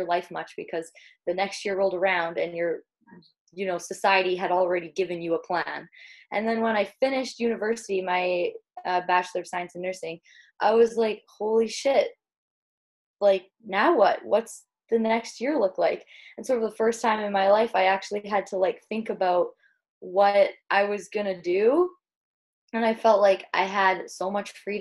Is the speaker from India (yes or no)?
no; Saskatchewan, Canada; moved away as an adult; now in Victoria, Canada; I'm originally from Saskatchewan